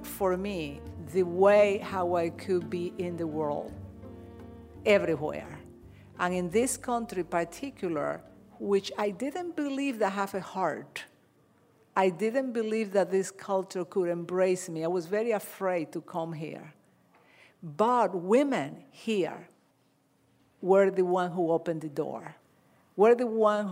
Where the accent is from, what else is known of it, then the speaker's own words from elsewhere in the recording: Dominican Republic; moved away; I'm Dominican